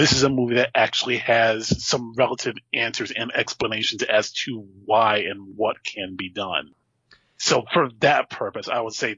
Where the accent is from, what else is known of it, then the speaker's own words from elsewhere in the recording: New Jersey, United States; I grew up in Jersey